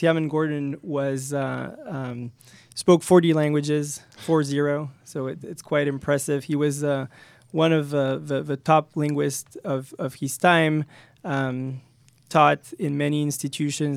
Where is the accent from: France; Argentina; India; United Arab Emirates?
France; moved away as an adult; also born or lived in Paris, France; now in United States; I came from France